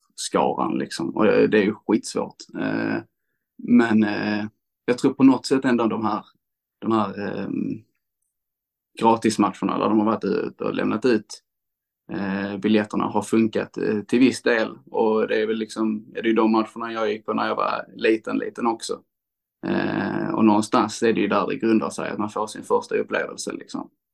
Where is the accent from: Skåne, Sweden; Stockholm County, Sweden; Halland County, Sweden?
Skåne, Sweden; Landskrona; jag är uppvuxen i Landskrona och eh, bott mesta delen av mitt liv i Landskrona.